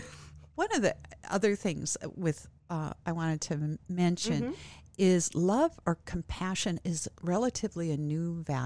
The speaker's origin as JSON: {"language": "English", "region": "Midwest", "country": "United States", "also_born_or_lived": "Northwest", "said": "it is culturally different here than what I'm from the Midwest originally, and moved here from the Northwest."}